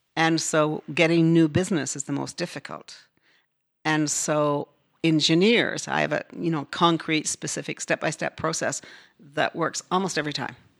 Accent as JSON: {"language": "English", "region": "Newfoundland and Labrador", "country": "Canada", "tie": "born or raised there", "moved": "as an adult", "said": "I grew up in northern Newfoundland"}